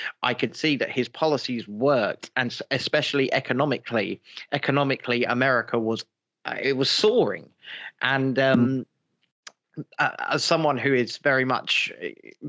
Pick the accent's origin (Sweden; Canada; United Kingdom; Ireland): United Kingdom; as a British person myself